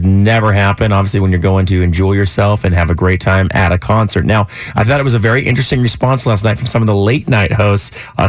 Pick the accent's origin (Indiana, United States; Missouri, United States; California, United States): California, United States; San Bernardino; Bernardino in California, where I'm from.